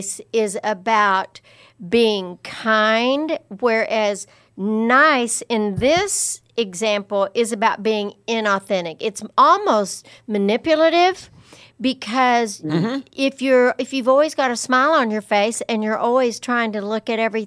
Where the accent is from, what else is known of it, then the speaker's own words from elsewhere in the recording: Lubbock, Texas, United States; growing up in Lubbock